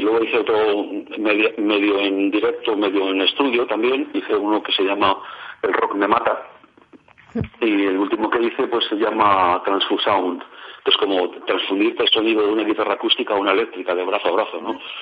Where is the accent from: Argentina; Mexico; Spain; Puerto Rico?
Spain; Madrid, Community of Madrid; yo nací en el año 50 y a los barrios periféricos de Madrid, donde yo nací, que fue en el barrio de Ventas